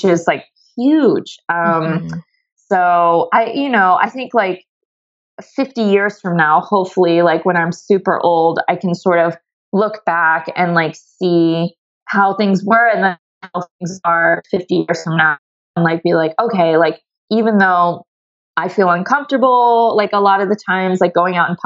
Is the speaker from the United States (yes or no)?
yes; Ohio, United States; moved away; also born or lived in Seattle; I grew up in the Midwest in Ohio